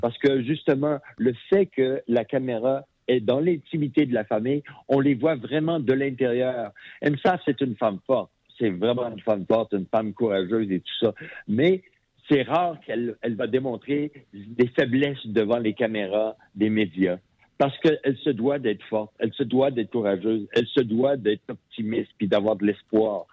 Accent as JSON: {"language": "French", "town": "Sherbrooke", "region": "Quebec", "country": "Canada", "tie": "born or raised there", "moved": "as an adult", "said": "Moi, je suis originaire de Sherbrooke. Ah, j'ai vécu mes 20 premières années à Sherbrooke"}